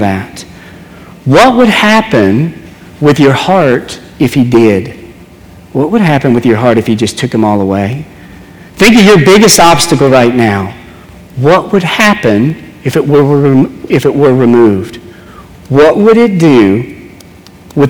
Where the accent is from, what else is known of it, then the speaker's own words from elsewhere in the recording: New Orleans, Louisiana, United States; growing up in New Orleans, we were on a baseball team